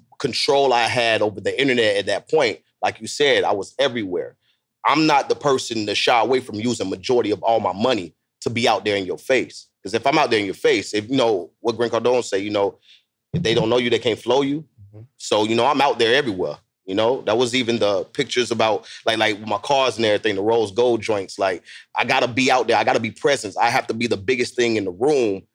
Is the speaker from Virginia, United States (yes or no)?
no; Tampa, Florida, United States; I'm from Tampa, Florida